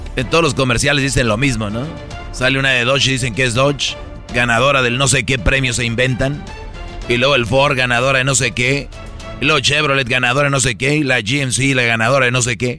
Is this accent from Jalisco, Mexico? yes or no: no; San Nicolás de los Garza, Nuevo León, Mexico; yo soy de San Nicolás de los Garza